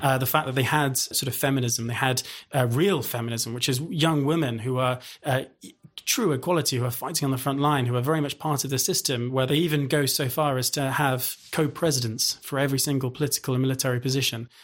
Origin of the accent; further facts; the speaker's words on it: United Kingdom; as a British guy